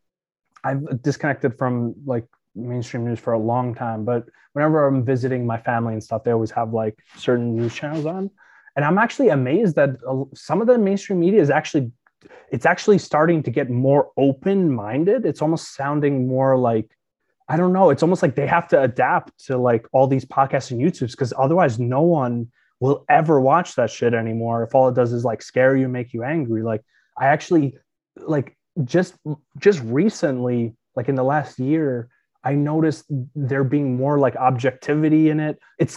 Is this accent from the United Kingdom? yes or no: no; Ukraine; moved away; I was born in Ukraine.